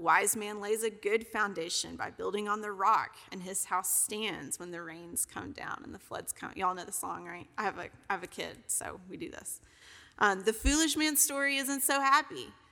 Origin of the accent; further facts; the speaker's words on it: Kentucky, United States; also born or lived in Alabama / Tennessee; now in Texas, United States; I'm originally from Kentucky